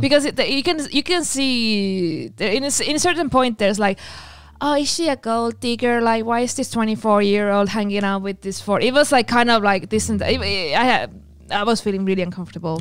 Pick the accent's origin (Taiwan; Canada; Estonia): Estonia; also born or lived in Finland; I'm from Estonia. I learned Russian in school.